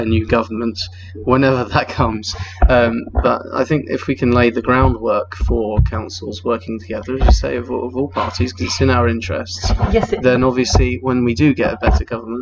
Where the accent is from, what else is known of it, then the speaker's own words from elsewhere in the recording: Stevenage, East of England, United Kingdom; also born or lived in Lincoln; Stevenage as well, which is my hometown